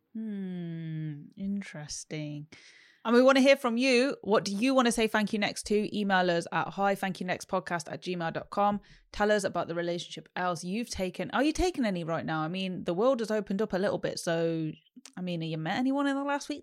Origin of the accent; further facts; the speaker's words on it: London, United Kingdom; Oh, London.